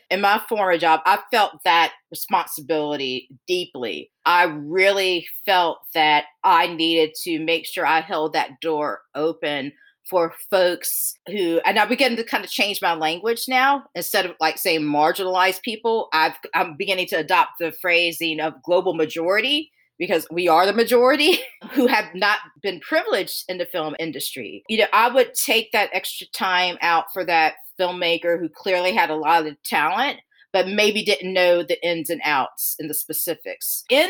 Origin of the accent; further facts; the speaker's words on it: the South, United States; I am one generation out of segregation, born and raised in the South.